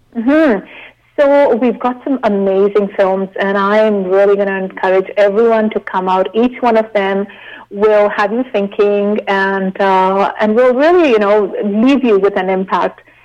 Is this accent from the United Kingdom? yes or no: no; Shimla, Himachal Pradesh, India; now in Canada; growing up in India